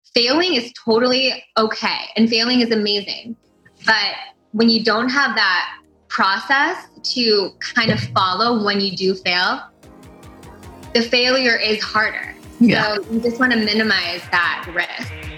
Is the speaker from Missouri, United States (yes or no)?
yes; St. Louis, Missouri, United States; also born or lived in Chicago, Illinois; I'm from the Midwest. I grew up in St. Louis. Um, I was born in Chicago